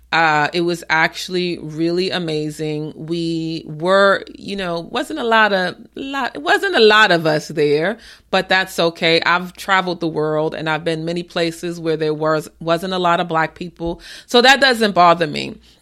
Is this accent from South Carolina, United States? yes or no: no; New York City, New York, United States; moved away; also born or lived in Maryland area / Tysons Corner, Virginia; I am from the Bronx and my family is in Co-op City